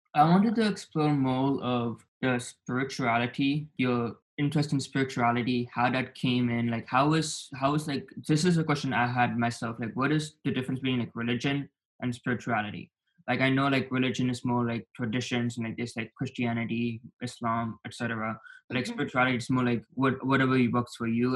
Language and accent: English; Dallas, Texas, United States; also born or lived in Naperville, Illinois / California; the first seven years in Naperville, Illinois, and I spent one year in California, and then the rest of my life I've been in Texas, Dallas, Texas